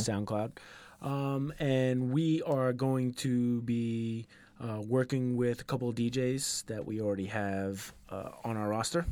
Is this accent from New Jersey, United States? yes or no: no; New York, United States; where I grew up in New York